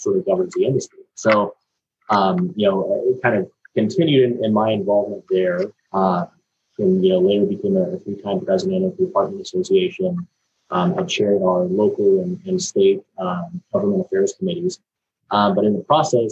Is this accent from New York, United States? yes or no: no; Fullerton, California, United States; So I was born and raised in Fullerton